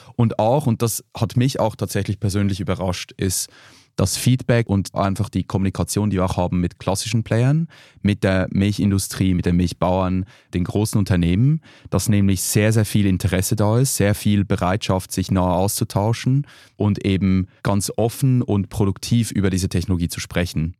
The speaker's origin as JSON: {"language": "German", "country": "Switzerland", "moved": "yes", "lives_now": "Berlin, Germany", "said": "Ich bin ja Schweizer, bei uns"}